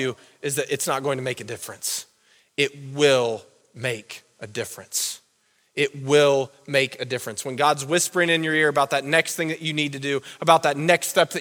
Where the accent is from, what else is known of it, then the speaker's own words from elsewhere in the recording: Southern Ohio, United States; now in Wadsworth, United States; I'm from Southern Ohio